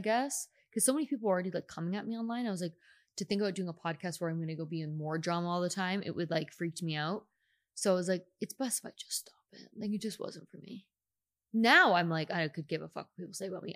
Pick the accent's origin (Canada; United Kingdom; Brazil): Canada; now in United States; I'm still Canadian